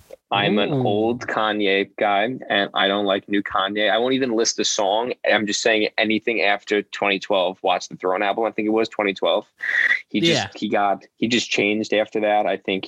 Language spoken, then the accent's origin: English; New York City, New York, United States; I'm also from Staten Island